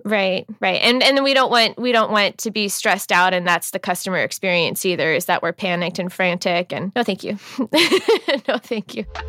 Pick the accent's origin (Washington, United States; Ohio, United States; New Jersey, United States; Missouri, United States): Washington, United States; Seattle; also born or lived in Texas / Florida / Tennessee; I was born down in the South in Texas, and I spent some time living in Texas and Florida, and I went to college in Tennessee. But for the most part, I grew up right here in Seattle